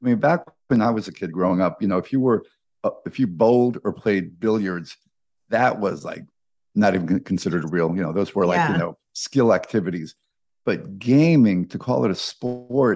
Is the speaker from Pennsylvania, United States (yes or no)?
no; New York, United States; as Mets fans, when we grew up in New York